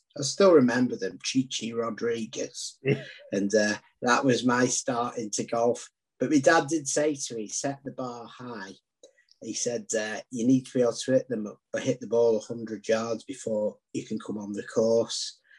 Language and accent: English; Southport, North West England, United Kingdom; also born or lived in Dundee, Scotland; my dad thought my life prospects would be better back in Southport. And we come from a very humble background. And he actually sold his clubs to afford to be able to move back down.